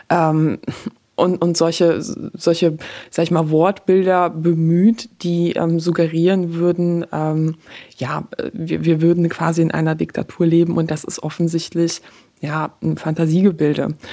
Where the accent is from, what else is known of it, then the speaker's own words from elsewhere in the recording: Poland; born there; Also ich bin in Polen geboren, äh, sag ich mal.